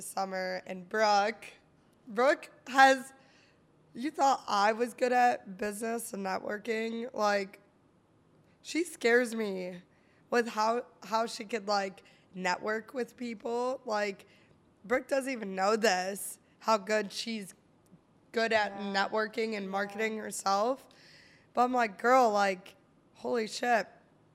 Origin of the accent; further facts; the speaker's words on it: Pittsburgh, Pennsylvania, United States; now in Buffalo, United States; Born in Pittsburgh.